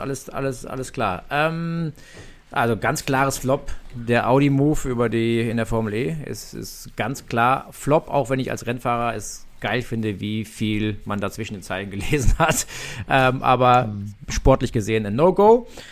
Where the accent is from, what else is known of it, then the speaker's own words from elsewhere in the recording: Nürburgring, Rhineland-Palatinate, Germany; Nürburgring, meine Heimat, da bin ich aufgewachsen